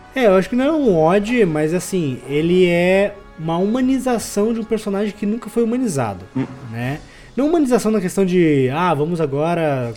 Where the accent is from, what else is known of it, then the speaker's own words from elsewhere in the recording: Fazenda Rio Grande, Paraná, Brazil; eu nem sou de Curitiba, eu sou de Fazenda Rio Grande, que é metropolitano ali